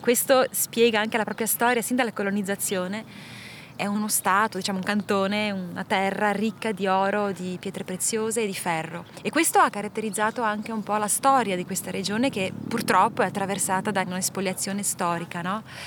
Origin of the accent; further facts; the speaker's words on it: Ticino, Switzerland; moved away as an adult; also born or lived in Minas Gerais, Brazil; now in Brazil; sono partita 18 anni dal Ticino e poi dalla Svizzera, sono 20 anni che faccio un po' avanti e indietro